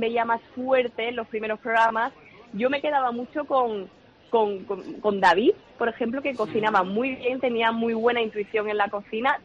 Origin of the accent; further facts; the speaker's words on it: Chiclana de la Frontera, Andalusia, Spain; mi idea sería montar un restaurante en Cádiz, de donde soy yo, en China de la Frontera